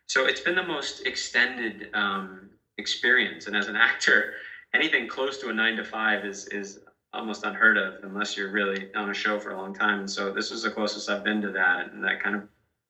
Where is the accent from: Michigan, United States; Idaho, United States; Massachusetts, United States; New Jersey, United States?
Massachusetts, United States; moved away; Massachusetts, my home state